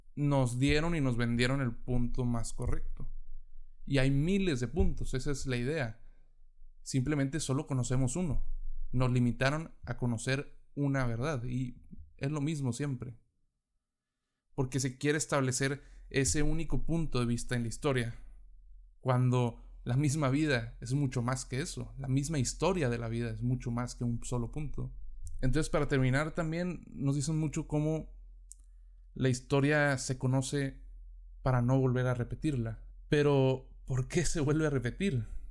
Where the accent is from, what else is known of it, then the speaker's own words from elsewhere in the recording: Mexico; si somos de México, nos enseñan sobre las civilizaciones pasadas que estuvieron en nuestro territorio